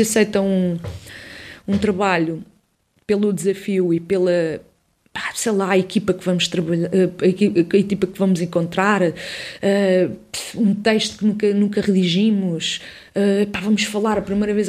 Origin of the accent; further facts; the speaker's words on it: Odivelas, Lisbon, Portugal; also born or lived in Campo de Ourique, Lisbon; cresci em Odivelas, sou de Lisboeta, do centro de Lisboa, Campo, Campo de Orique